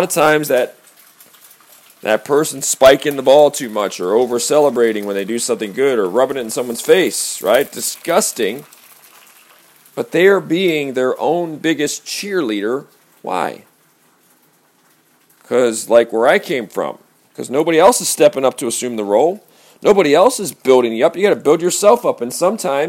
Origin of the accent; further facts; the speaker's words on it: Baltimore, Maryland, United States; I came from Baltimore